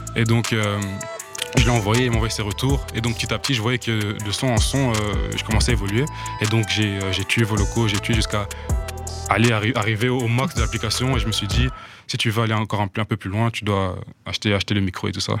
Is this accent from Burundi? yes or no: yes; Burundi; now in Belgium; j'ai grandi au Burundi. Mhm. moi, je suis arrivé en Belgique en 2013